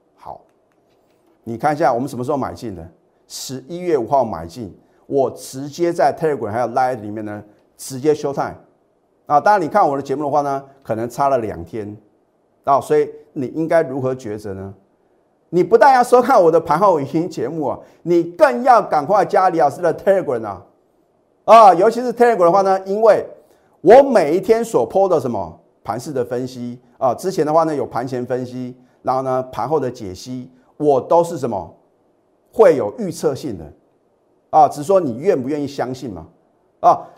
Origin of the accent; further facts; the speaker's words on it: Taiwan; 我们台湾的话呢，我们，呃，中华民国的话呢，都是什么？放农历年嘛